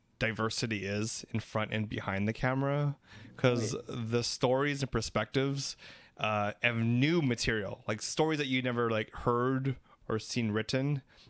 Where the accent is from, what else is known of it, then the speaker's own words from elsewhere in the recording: Philippines; We're three Filipino gay guys